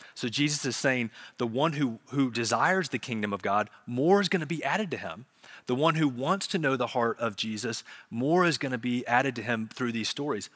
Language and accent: English; Charlotte, North Carolina, United States; I grew up in Charlotte, so we would go to South Park Mall